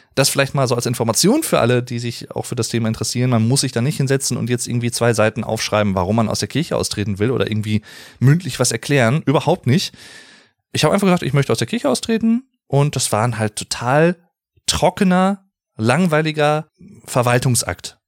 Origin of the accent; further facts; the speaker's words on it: Germany; hier in meiner Heimatstadt